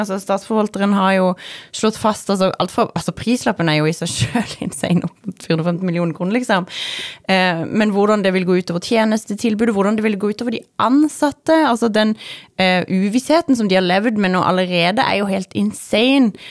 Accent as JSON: {"language": "Norwegian", "region": "Sørlandet", "country": "Norway", "said": "som sørlending"}